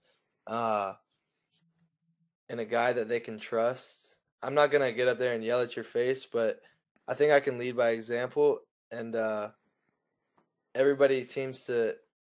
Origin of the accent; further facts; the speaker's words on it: United States; I'm a white guy from America.